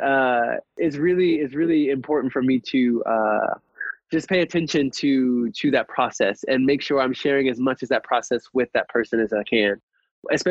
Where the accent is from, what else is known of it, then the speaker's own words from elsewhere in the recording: Atlanta, Georgia, United States; also born or lived in Ohio; growing up in Atlanta, I'm originally from Ohio, but like we moved here in 2001